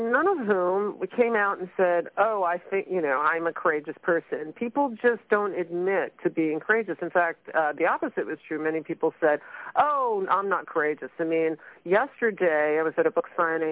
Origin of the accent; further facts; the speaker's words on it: New York City, New York, United States; moved away as an adult; now in San Francisco Bay Area, United States; I grew up in Brooklyn, New York, but I moved out to the San Francisco Bay Area when I was 19